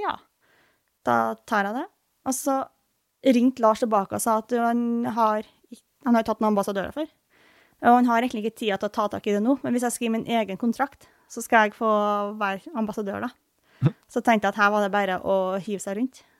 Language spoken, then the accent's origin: Norwegian; Trøndelag, Norway; born or raised there; moved away